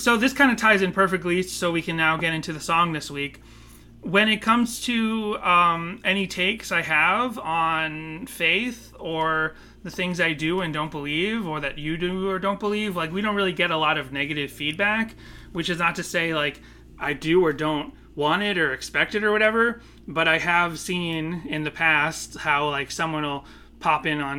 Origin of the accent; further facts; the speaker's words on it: Northeast, United States; growing up in the Northeast, where it's like less Bible Belt stuff